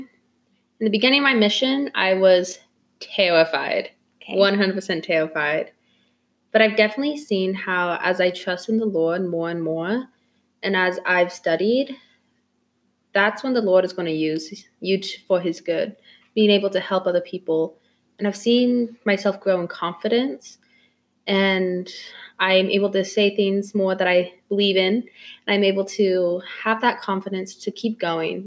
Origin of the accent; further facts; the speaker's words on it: South Carolina, United States; I'm from South Carolina.